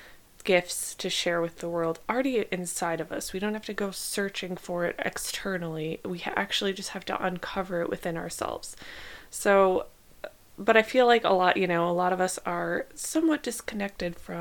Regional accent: Midwest, United States; now in Southern California, United States; I grew up in the Midwest

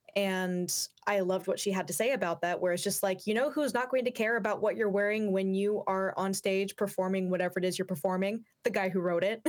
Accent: Yakima, Washington, United States; I grew up in the Yakima area, which was literally devoid of any kind of goth scene whatsoever.

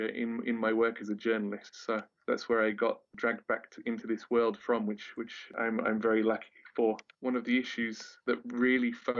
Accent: Wales, United Kingdom; moved away as an adult; when I was a teenager growing up in Wales

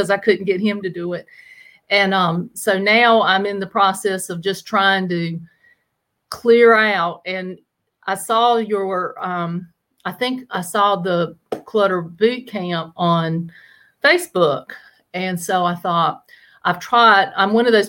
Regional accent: Chocowinity, North Carolina, United States; accent: Southern twang; you're going to hear the Southern twang now. I'm from Chocowinity, North Carolina

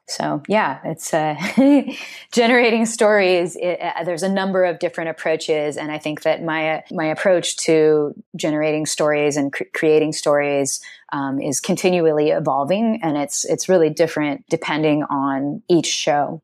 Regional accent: Seattle, Washington, United States; also born or lived in Snohomish, Washington; I'm from Seattle originally, born and raised, and then I, we moved to Snohomish, which is about four, an hour north of Seattle

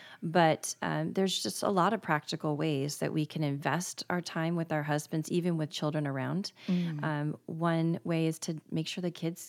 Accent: Tallahassee, Florida, United States; born there; And I was born in Tallahassee, both northern Florida cities.

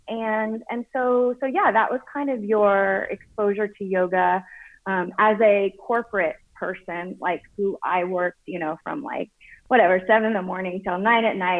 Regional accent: Oklahoma, United States; I grew up in Oklahoma, which is right above Texas.

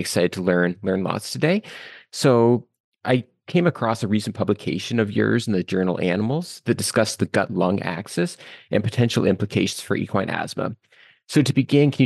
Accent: Guelph, Ontario, Canada; Guelph, Ontario, which is my hometown

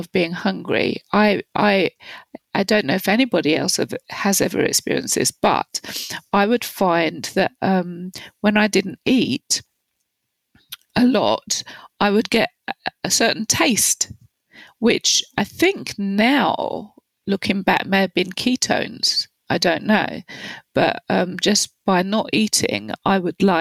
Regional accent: London, United Kingdom; So I grew up in London in the 60s and 70s

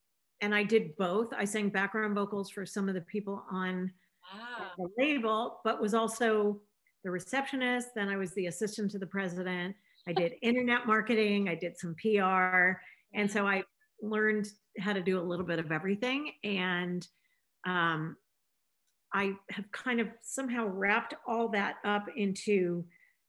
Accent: Los Angeles, California, United States; I grew up in Los Angeles, California

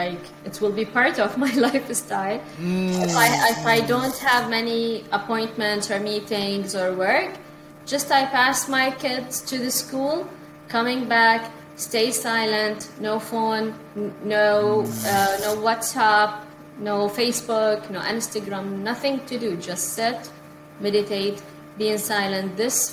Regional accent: India; now in Canada; See, when I came from India, and even here in Canada, sometimes, you know, I have many, many things to do.

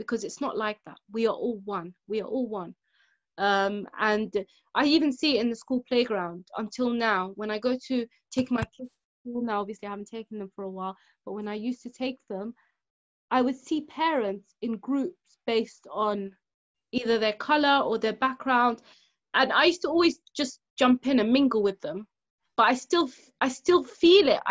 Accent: London, United Kingdom; growing up in London

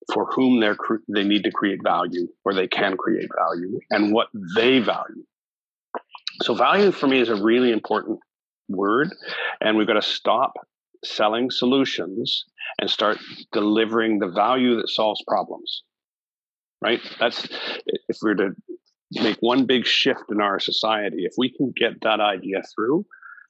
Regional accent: Canada; as a Canadian

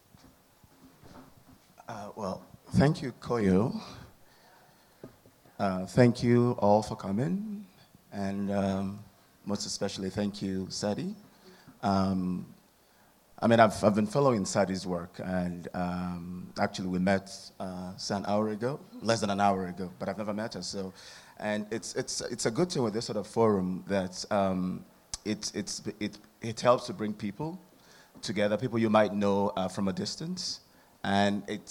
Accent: Nigeria; now in Hanover, United States; I'm from Nigeria.

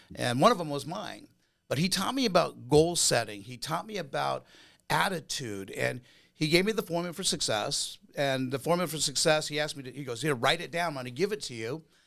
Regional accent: Huntington Beach, California, United States; I grew up in California, in Orange County, Hunita Beach, surfer, beach bum

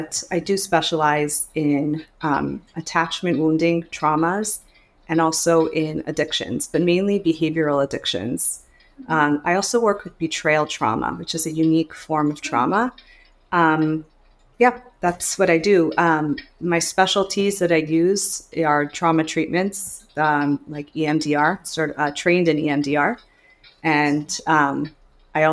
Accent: Montreal, Quebec, Canada; moved away as an adult; now in United States; I'm from Montreal, Canada, but I've been living in the United States

